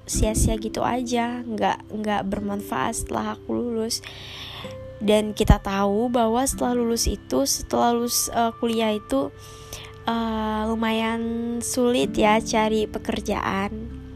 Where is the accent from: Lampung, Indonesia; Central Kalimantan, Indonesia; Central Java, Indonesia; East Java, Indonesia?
Central Kalimantan, Indonesia; a regency in; moved away as an adult; now in Palangkaraya, Indonesia; aku sendiri bukan asli situ. Aku sendiri dari kabupaten. Kabupaten di Kalimantan Tengah